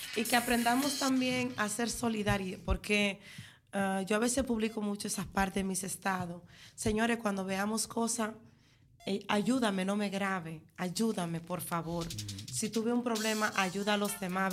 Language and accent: Spanish; Dominican Republic; now in Netherlands; yo me crié en Villa en la fase nueva de Villa pero sí soy campesina